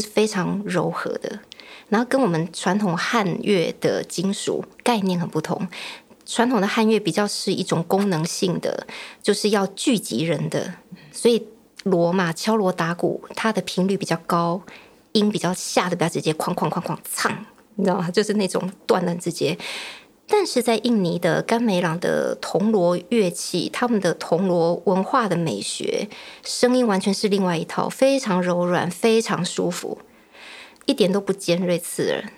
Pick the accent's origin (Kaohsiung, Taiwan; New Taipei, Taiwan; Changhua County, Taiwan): New Taipei, Taiwan; Tamsui; 我是成长在淡水，以前读艺专的时候就坚持要回淡水